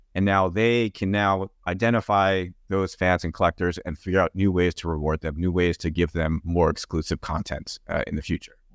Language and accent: English; New Jersey, United States; I grew up in New Jersey